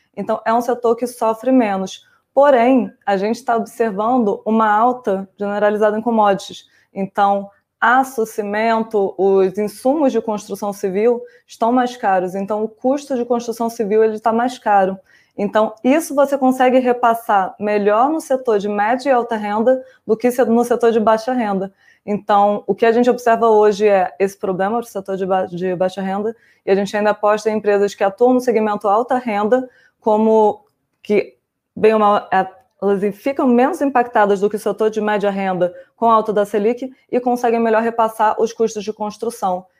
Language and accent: Portuguese; Rio de Janeiro, Brazil; moved away; eu sou carioca, então minha família é flamenguista